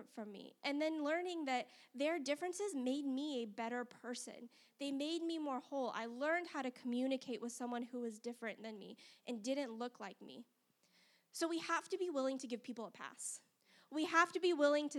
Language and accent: English; Las Vegas, Nevada, United States; now in Huntsville, United States; I grew up in Las Vegas, Nevada, which is a very different world than Huntsville, Alabama.